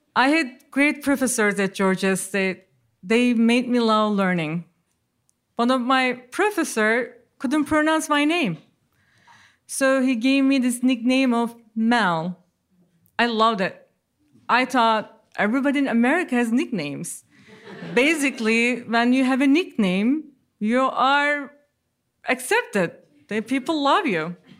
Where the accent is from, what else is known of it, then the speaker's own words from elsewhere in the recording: Ankara, Turkey; English is a second language; moved away as an adult; now in United States; given to me in my birth in Ankara.